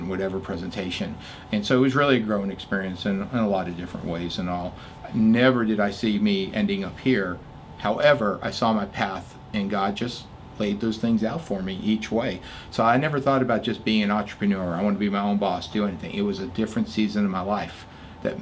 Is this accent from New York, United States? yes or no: yes; New York City, New York, United States; moved away as an adult; now in Texas, United States; I was born and raised in Little Italy, New York City, Lower East Side. Went to high school in Staten Island